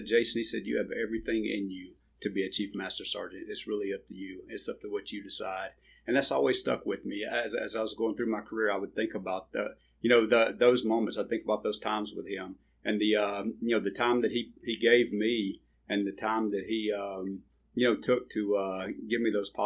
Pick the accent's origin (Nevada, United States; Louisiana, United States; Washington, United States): Louisiana, United States; Vidalia; moved away; I'm from Vidalia, Louisiana. Grew up in a small town